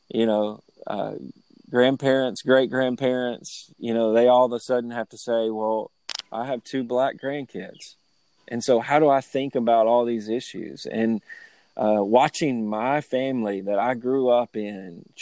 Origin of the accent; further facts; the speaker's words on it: Lewisburg, Tennessee, United States; I grew up in the South. I grew up in Lewisburg, Tennessee